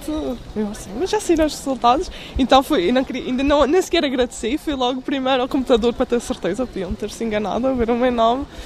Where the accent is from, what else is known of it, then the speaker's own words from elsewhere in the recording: Madeira, Portugal; moved away as an adult; now in Braga, Portugal; eu vim da Madeira